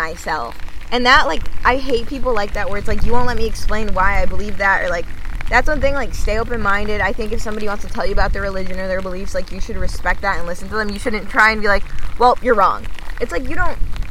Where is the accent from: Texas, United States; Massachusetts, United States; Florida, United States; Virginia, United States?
Massachusetts, United States; Boston; also born or lived in California; now in Los Angeles, United States; I was born in Boston, Massachusetts